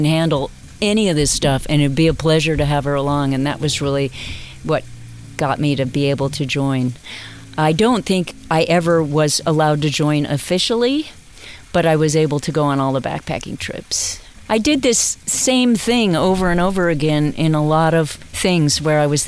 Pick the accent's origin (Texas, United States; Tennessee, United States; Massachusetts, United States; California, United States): California, United States; Buena Park; I grew up in a place called Suburbia Heights in Buena Park, California